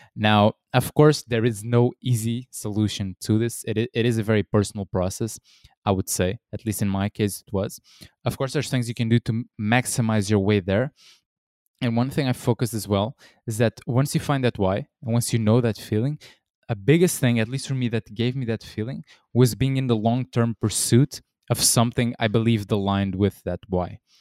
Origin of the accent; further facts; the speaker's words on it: Portugal; I'm from Portugal in Europe originally